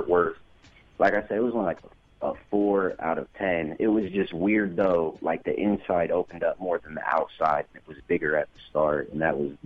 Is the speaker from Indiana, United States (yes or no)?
yes; Fort Wayne, Indiana, United States; I'm actually from Fort Wayne, but I've lived in Indianapolis